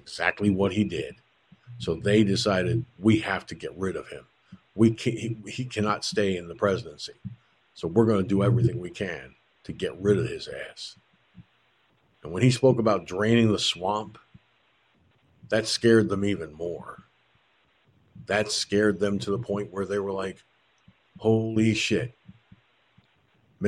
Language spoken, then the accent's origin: English; George Pataki's hometown, New York, United States; moved away; he was from my hometown